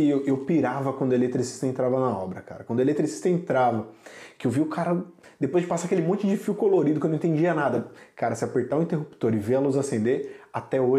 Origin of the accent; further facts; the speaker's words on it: São Paulo, Brazil; Sou de São Paulo. Da hora. São Paulo capital mesmo.